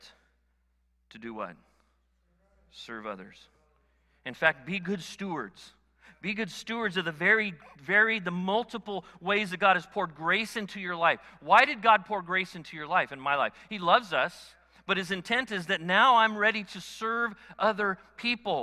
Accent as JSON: {"language": "English", "country": "United States", "said": "I'm an American"}